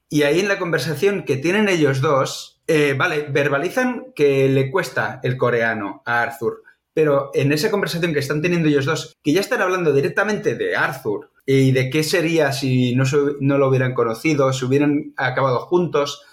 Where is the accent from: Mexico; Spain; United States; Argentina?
Spain; Catalonia; nosotros siendo catalanes o catalanoparlantes